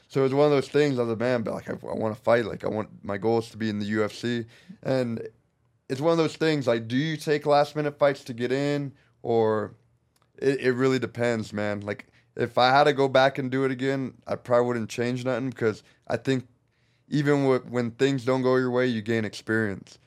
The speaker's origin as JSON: {"language": "English", "town": "Norco", "region": "California", "country": "United States", "tie": "born or raised there", "also_born_or_lived": "Corona, California", "said": "I grew up in Norco, which is, stands for North Corona, which is just a little town over"}